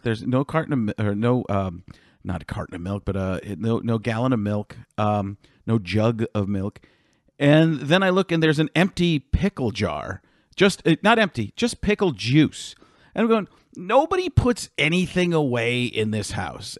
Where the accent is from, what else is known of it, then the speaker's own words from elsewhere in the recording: Waukesha, Wisconsin, United States; I'm from Waukesha